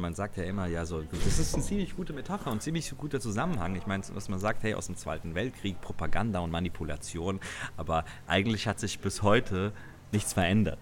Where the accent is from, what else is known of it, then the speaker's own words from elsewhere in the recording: Germany; hier bei uns in Deutschland